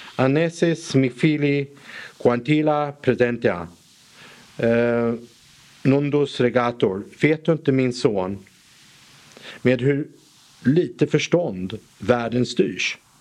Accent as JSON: {"language": "Swedish", "country": "Sweden", "said": "Vi som svenskar"}